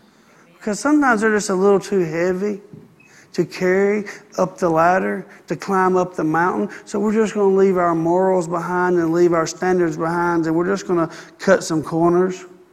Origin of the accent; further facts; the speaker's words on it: Gardendale, Alabama, United States; Where are you from? Trafford, Bradford, Pinson. That's where I'm from. That's where I'm from. I'm from Gardendale.